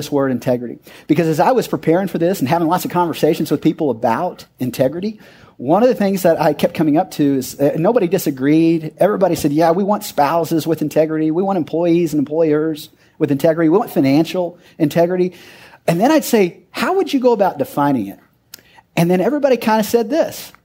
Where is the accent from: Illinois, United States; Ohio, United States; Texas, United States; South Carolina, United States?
Texas, United States; Odessa; I grew up in Odessa, where we didn't even have drinking water you could drink out of the faucet